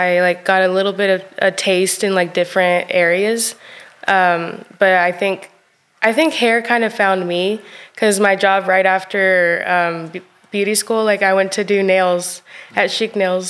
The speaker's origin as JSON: {"language": "English", "region": "Chihuahua", "country": "Mexico", "said": "They actually had their own estética, their own beauty shop over there in Chihuahua. I'm from Chihuahua."}